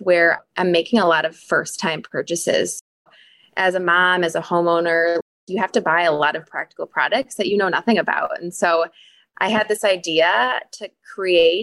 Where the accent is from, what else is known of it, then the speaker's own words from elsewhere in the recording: Wisconsin, United States; I was born and raised in Wisconsin